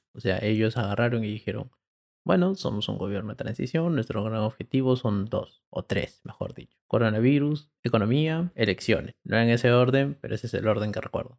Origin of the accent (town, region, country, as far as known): Peru